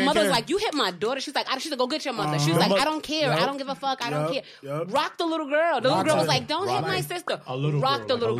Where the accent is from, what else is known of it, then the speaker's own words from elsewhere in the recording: New York City, New York, United States; also born or lived in East Flatbush; I grew up in East New York on Miller.